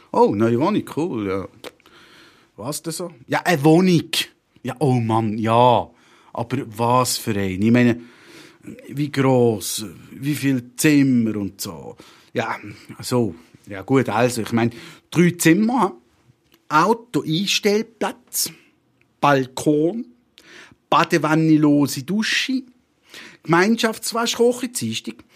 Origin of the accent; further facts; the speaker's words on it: Toffen, Bern, Switzerland; born there; Ich bin Schweizer und muss ausgeschaffen werden. Eigentlich. Hä? Wie, wie was jetzt? Ja, eben. Habe ich, habe ich doch vorne schon gesagt, ich bin in Toffen geboren. Toffen, Gürbenteil, verstehst du?